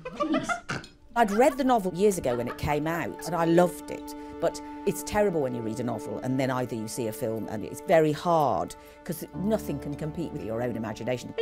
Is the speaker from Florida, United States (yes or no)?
yes; South Florida, United States; I had a great childhood growing up in South Florida